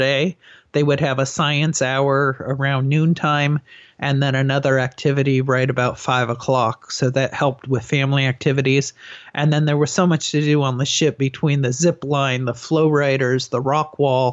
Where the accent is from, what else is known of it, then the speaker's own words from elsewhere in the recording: San Diego, California, United States; I'm from San Diego